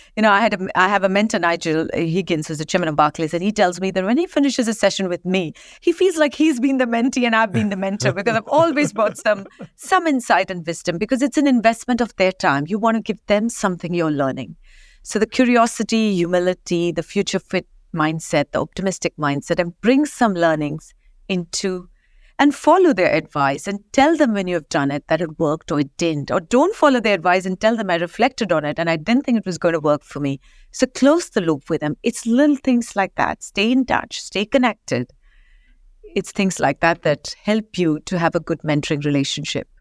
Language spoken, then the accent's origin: English; Kolhapur, Maharashtra, India; now in London, United Kingdom; I grew up in a small town, as you know, Kolhapur, only famous for Kolhapuri chapels.